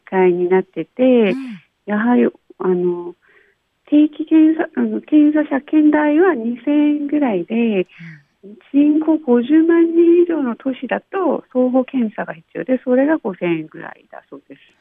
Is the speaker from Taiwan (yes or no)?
no; Busan, South Korea; Japanese is a second language; moved away as an adult; now in Kitakyushu, Japan; 韓国のプサン出身です